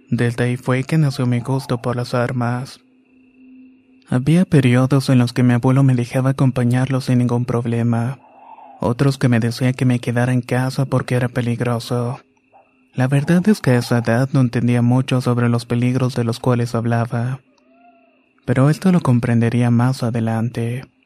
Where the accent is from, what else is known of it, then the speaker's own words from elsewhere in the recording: Balancán, Tabasco, Mexico; also born or lived in Campeche; now in Colima, Mexico; en la actualidad tengo 27 años. Vivo en Colima y soy un miembro de la Infantería de Marina. Nací en Campeche, pero me crié en un pequeño pueblo en Balancán, Tabasco.